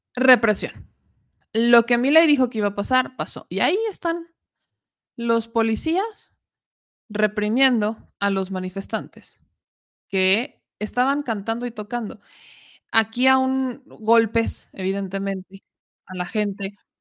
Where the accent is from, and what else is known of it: Mexico